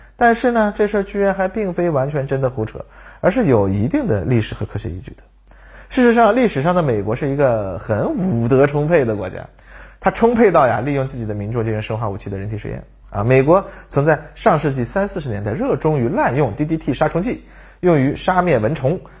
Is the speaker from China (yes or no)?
yes; China; 我们中国人民